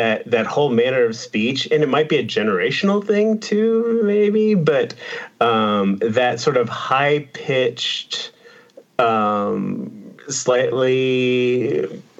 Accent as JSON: {"language": "English", "region": "Texas", "country": "United States", "said": "I'm from Texas"}